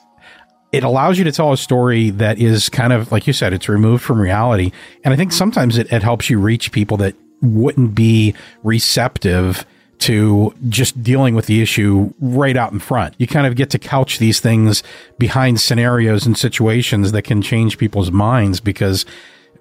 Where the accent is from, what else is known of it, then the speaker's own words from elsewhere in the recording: Pittsburgh, Pennsylvania, United States; I'm from Pittsburgh